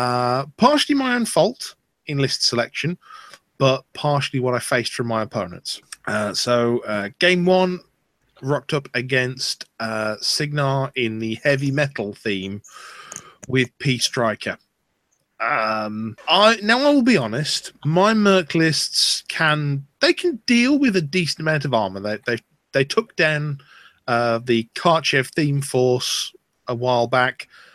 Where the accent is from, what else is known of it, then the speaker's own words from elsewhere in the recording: Bolton, North West England, United Kingdom; moved away; also born or lived in Midlands / Wales; moved from Bolton to the Midlands, then spent 5 years in Wales, and now a few years in the South. Mm. So my accent is somewhat of a conglomeration of things.